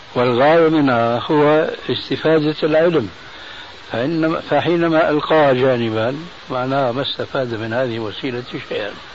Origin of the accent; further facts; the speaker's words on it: Syria; عندنا في سوريا